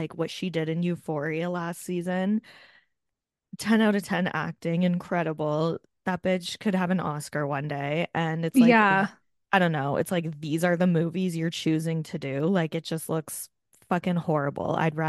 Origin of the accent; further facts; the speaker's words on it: Detroit, Michigan, United States; Filmed in my hometown.